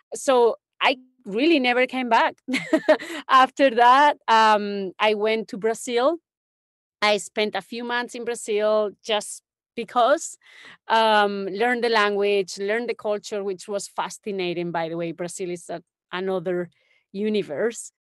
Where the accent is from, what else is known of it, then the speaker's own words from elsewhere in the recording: Don Benito, Extremadura, Spain; moved away; I grew up in Spain, in a small town in the middle of nowhere, really. It's like, uh, between Sevilla and Madrid